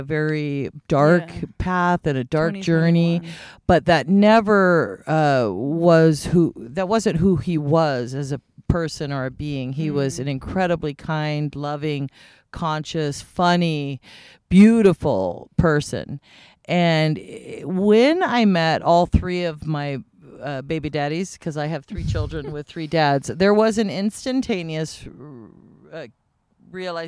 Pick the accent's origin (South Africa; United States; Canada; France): United States; Ellensburg, Washington; I was born in Ellensburg, Washington, which is high Native American culture